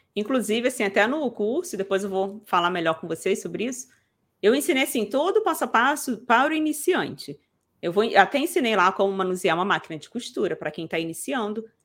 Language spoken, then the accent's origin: Portuguese; Rio de Janeiro, Brazil; Eu sou do Rio, gente, da capital